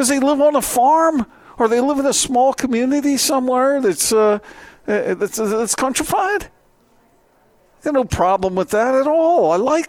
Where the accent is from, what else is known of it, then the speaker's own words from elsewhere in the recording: East Coast, United States; I grew up on the East Coast